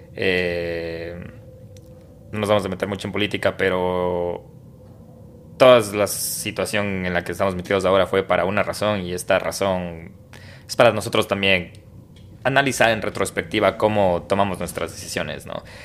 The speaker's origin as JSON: {"language": "Spanish", "country": "Ecuador", "moved": "yes", "said": "soy de Ecuador"}